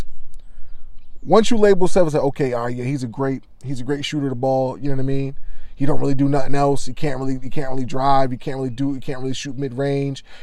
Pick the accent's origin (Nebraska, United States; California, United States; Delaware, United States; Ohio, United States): Delaware, United States; I grew up in Delaware